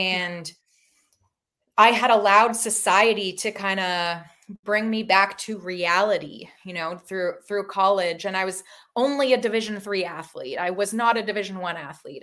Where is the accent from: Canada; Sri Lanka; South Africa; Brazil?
Canada; Toronto, Ontario; moved away as an adult; also born or lived in Massachusetts; now in Seminole, Florida, United States; I grew up in Toronto, Ontario, Canada